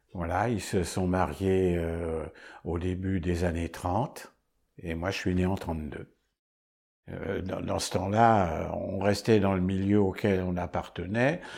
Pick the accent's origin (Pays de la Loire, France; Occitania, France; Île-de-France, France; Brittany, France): Île-de-France, France; Paris; Je suis né à Paris en 1932